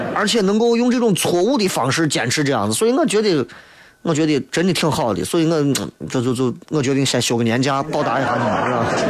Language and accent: Chinese; Shaanxi, China; 所以我觉得，其实作为陕西人应该要有反思，一定要有反思。